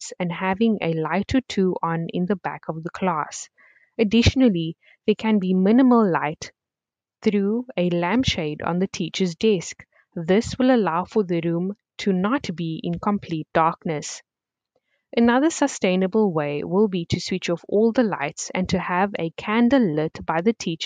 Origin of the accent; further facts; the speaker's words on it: Cape Town, Western Cape, South Africa; I am from Cape Town